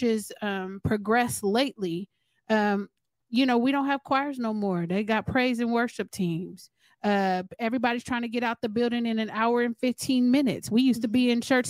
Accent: California, United States; We're from California

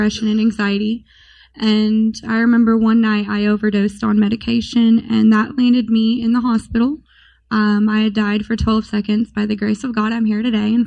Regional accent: Springfield, Missouri, United States; I was born and raised in Missouri, Springfield

